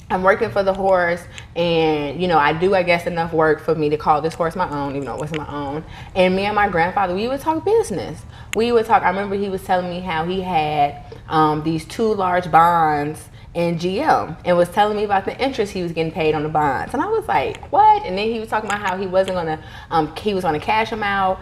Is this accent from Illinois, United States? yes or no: yes; Chicago, Illinois, United States; also born or lived in Mississippi; I grew up splitting my time between Chicago and Mississippi